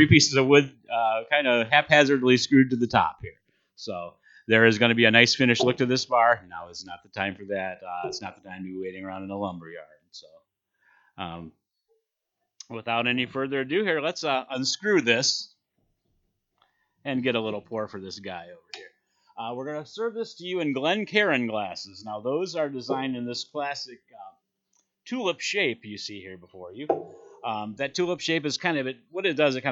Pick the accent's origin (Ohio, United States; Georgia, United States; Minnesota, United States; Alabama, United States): Ohio, United States; Cleveland; moved away as an adult; now in Kentucky, United States; I come from Cleveland, Ohio. The 216, actually.